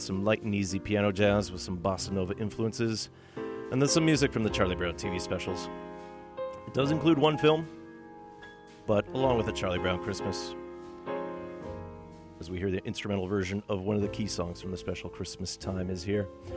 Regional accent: Thunder Bay, Ontario, Canada; now in Vancouver, Canada; my hometown of Thunder Bay, Ontario

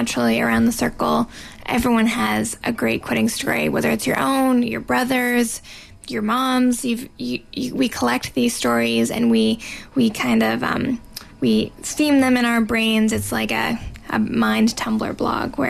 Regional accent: Salt Lake City, Utah, United States; also born or lived in Toronto; now in Vancouver, Canada; where I was born and raised in Salt Lake City, Utah

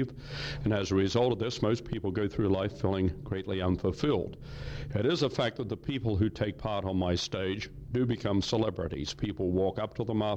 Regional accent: Australia; now in Canada; I'm a Canadian citizen. I took out citizenship. I'm an Australian. I was born in Australia many, many years ago

